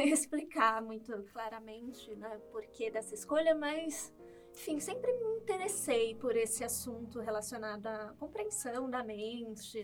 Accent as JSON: {"language": "Portuguese", "town": "Santos", "region": "São Paulo", "country": "Brazil", "also_born_or_lived": "Praia Grande", "moved": "as an adult", "said": "eu sou de Santos"}